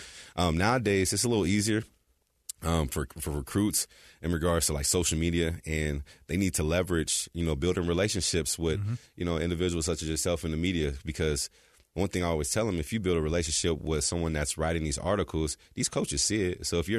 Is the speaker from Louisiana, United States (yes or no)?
no; California, United States; also born or lived in Texas; Yeah, so I was born in Texas, and uh-huh. I moved from Texas when I was four, and I was raised in California.